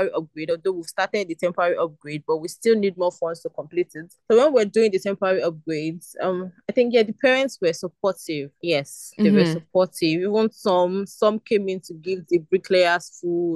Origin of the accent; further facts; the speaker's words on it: Lagos, Nigeria; also born or lived in Abia State, Nigeria; I grew up in Ajegunle